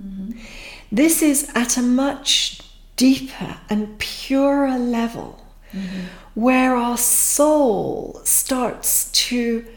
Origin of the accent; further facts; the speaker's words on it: Pakistan; now in United Kingdom; myself, I'm a Pakistani-born Brit